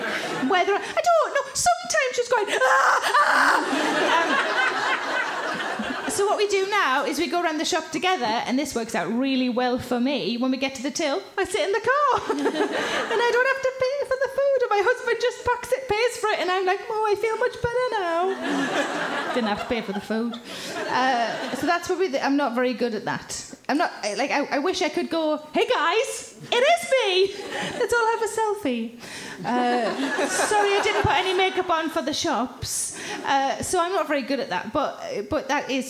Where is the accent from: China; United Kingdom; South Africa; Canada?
United Kingdom; South Shields, North East England; I'm from South Shields